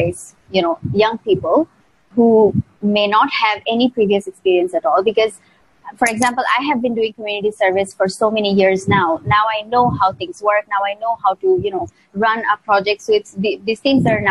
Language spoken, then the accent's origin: English; Mymensingh, Mymensingh Division, Bangladesh; also born or lived in Malaysia; now in Dhaka, Bangladesh; was in Mymensingh. It's my hometown.